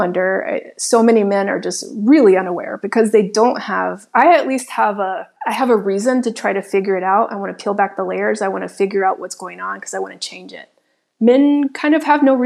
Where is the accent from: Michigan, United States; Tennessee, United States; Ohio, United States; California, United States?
Tennessee, United States; Nashville; also born or lived in Chicago, Illinois; now in Miami, United States; I grew up in the South. I grew up in Nashville, Tennessee.